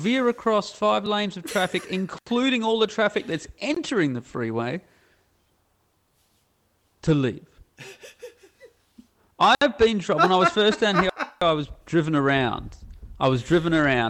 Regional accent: Australia; moved away; I'm Australian and not an American

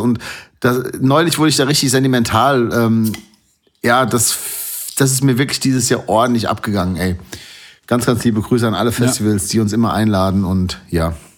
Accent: North Rhine-Westphalia, Germany; now in Hesse, Germany; ich bin in Nordrhein-Westfalen geboren

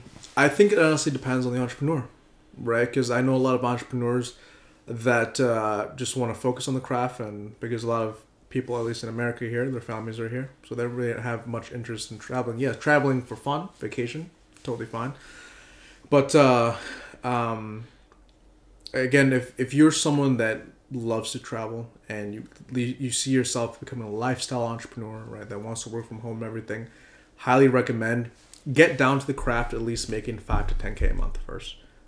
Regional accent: Malaysia; Other locations are Malaysia, because I'm also Malaysian.

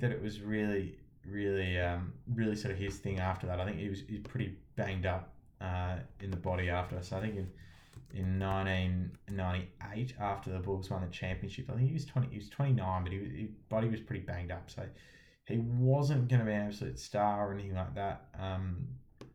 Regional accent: Australia; as an Aussie

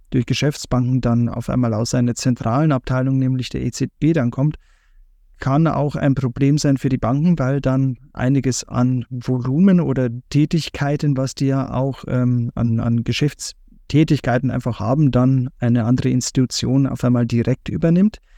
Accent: Brandenburg, Germany; moved away; ich komme ja gebürtig aus Brandenburg

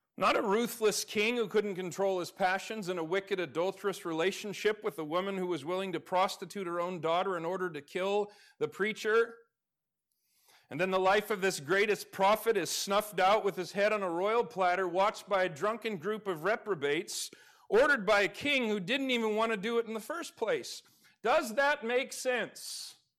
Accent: Alaska, United States; moved away; I grew up in Alaska.

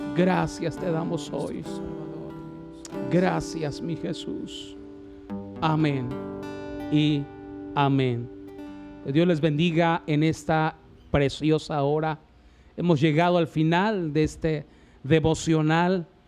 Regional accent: Mexico; nuestra nación de México

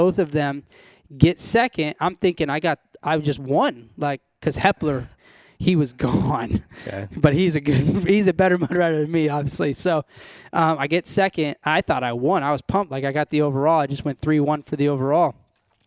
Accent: California, United States; I was born and raised in California

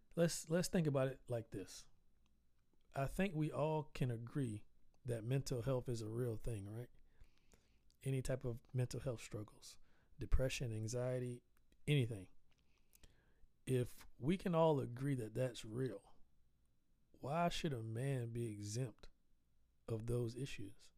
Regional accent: the South, United States; I'm Southern. I'm from the South. I actually I grew up on a dirt road

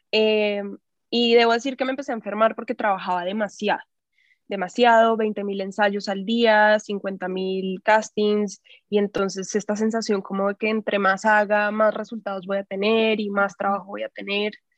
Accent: Bogotá, Colombia; moved away as an adult; also born or lived in Mexico City, Mexico; now in Tepoztlán, Mexico; yo soy de Bogotá y crecí en la ciudad, o sea, crecí en el campo un rato porque vivía a las afueras de Bogotá en mi infancia

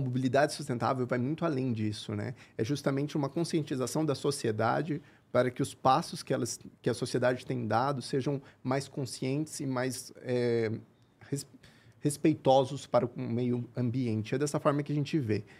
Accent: Curitiba, Paraná, Brazil; moved away as an adult; also born or lived in France; sou de Curitiba, cresci em Curitiba

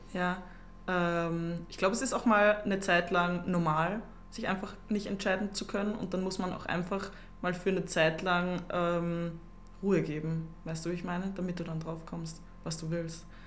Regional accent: Upper Austria, Austria; moved away as an adult; now in Vienna, Austria; ich komme aus Oberösterreich. Ich bin selber erst seit drei Jahren in Wien

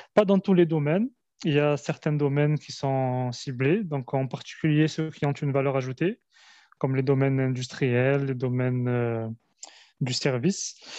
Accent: France; moved away as an adult; now in Algeria; je suis euh, franco-algérien, je suis né en Algérie, je suis venu très tôt en France, où j'ai fait mes, mes études

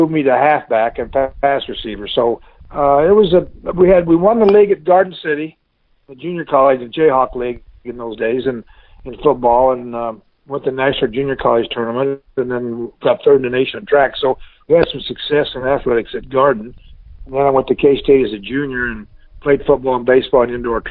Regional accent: Kansas, United States; moved away as an adult; I grew up in Kansas, went to Kansas State

